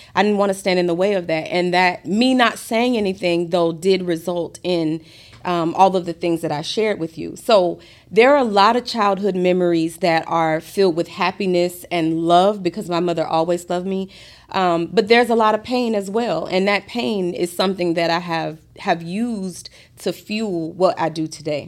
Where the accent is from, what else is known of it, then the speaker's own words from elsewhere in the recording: Gainesville, Florida, United States; moved away as an adult; also born or lived in Fort Lauderdale, Florida; now in Atlanta, United States; I'm from Gainesville, Florida. I was born in Fort Lauderdale